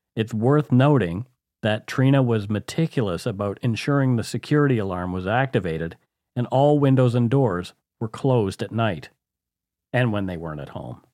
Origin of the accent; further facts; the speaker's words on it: Canada; We are ordinary Canadian schmucks